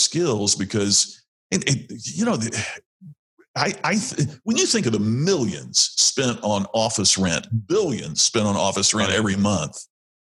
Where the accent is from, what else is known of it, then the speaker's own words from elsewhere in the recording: Indiana, United States; I'm from Indiana where we play a lot of basketball